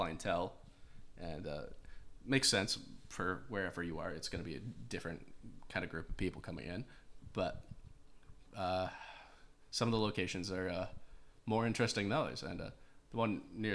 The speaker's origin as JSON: {"language": "English", "town": "North Vancouver", "region": "British Columbia", "country": "Canada", "tie": "born or raised there", "said": "I'm also from North Van. Yes. North Van is, well, born and raised there."}